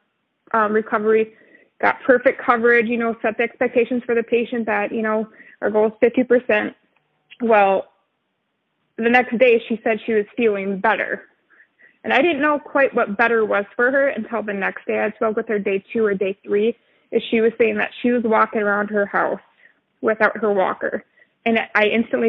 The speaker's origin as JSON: {"language": "English", "region": "Minnesota", "country": "United States", "tie": "born or raised there", "also_born_or_lived": "Texas", "moved": "as an adult", "said": "relocate from Texas to Minnesota, which is my home state"}